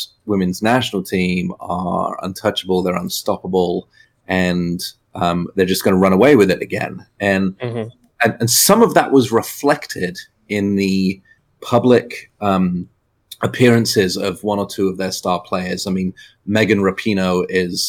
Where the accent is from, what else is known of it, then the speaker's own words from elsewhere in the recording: England, United Kingdom; moved away; even as an English person